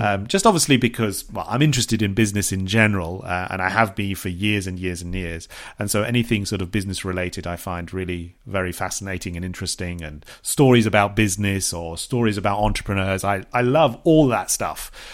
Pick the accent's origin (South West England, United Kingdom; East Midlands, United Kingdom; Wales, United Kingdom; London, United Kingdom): South West England, United Kingdom; Bournemouth; moved away; which is very close to my hometown, Bournemouth.